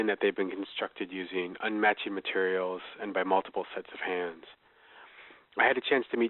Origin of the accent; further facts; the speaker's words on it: Wisconsin, United States; having grown up here in Wisconsin, but not part of a hunting tradition.